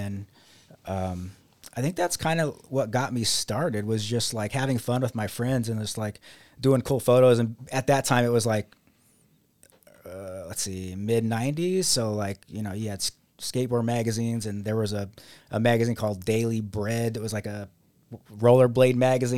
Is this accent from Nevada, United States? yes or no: yes; Las Vegas, Nevada, United States; also born or lived in Utica; now in Rochester, United States; I am originally from Las Vegas, Nevada, and I moved here, not to Rochester, but I first moved to Utica, and I was there for 8 years.